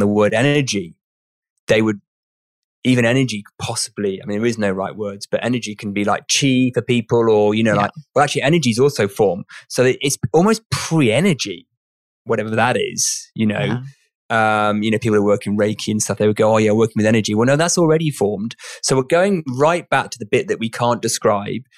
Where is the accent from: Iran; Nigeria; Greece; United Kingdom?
United Kingdom; I'm British